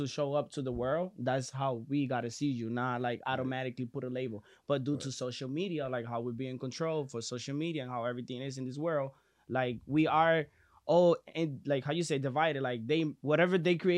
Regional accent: Dominican Republic; now in United States; me coming from Dominican Republic

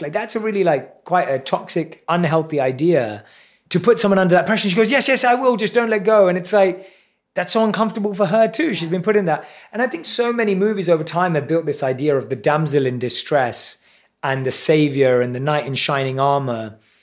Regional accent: London, United Kingdom; I was around seven or eight years old. in primary school in London.

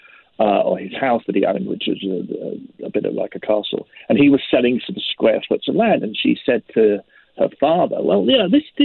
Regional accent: London, United Kingdom; now in Glasgow, United Kingdom; I'm a Londoner. I was born and bred in London

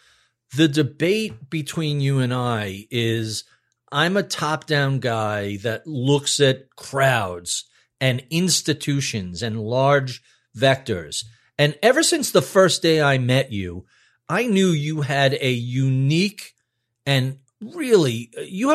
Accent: New York, United States; as a New Yorker who took trains

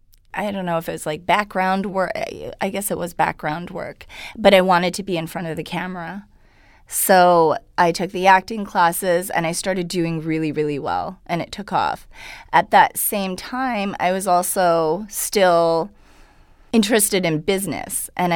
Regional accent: Vancouver, British Columbia, Canada; first language Hungarian; English is a second language; I was born in Vancouver.

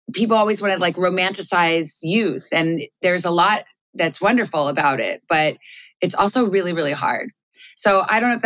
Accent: Tucson, Arizona, United States; moved away as an adult; also born or lived in Melbourne, Australia / New York; I grew up in Tucson, Arizona.

